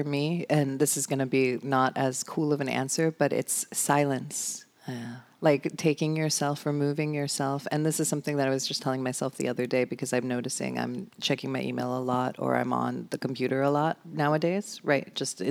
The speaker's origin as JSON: {"language": "English", "region": "New York", "country": "United States", "tie": "born or raised there", "said": "I grew up like in New York and like that, you know what I mean?"}